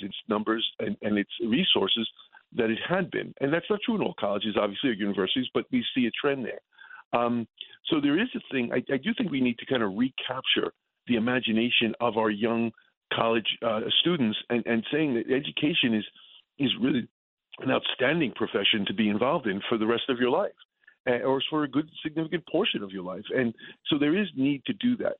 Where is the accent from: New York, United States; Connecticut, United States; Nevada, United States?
New York, United States; New York City; I grew up in the Bronx